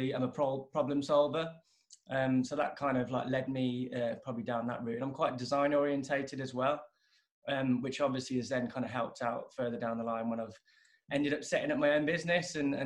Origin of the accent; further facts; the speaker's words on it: Lichfield, West Midlands, United Kingdom; also born or lived in Sheffield / Canada; now in Birmingham, United Kingdom; I was born over in Lichfield, and then I went off to uni up in Sheffield.